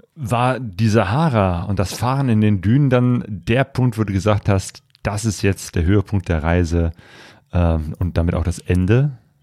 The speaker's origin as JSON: {"language": "German", "country": "Germany", "said": "wir als Deutsche"}